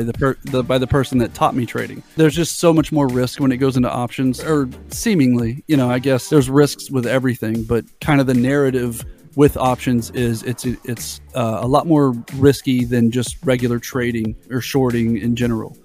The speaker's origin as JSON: {"language": "English", "region": "Florida", "country": "United States", "said": "I'm from Florida"}